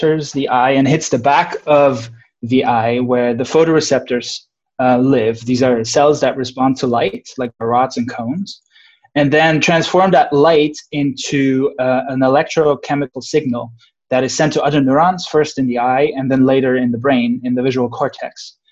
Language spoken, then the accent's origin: English; Switzerland; moved away as an adult; also born or lived in Irvine, United States; now in Santa Barbara, United States; I'm originally from Switzerland